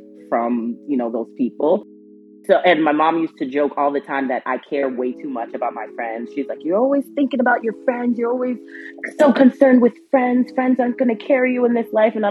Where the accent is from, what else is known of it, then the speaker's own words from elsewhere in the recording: Minneapolis, Minnesota, United States; I am from Minneapolis, Minnesota